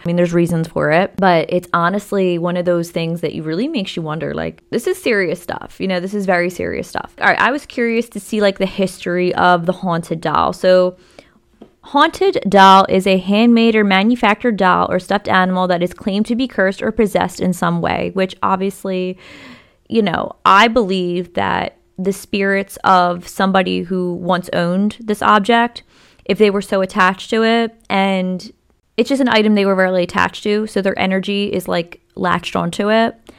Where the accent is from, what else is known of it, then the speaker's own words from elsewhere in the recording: Philadelphia, Pennsylvania, United States; I was born and raised in Philly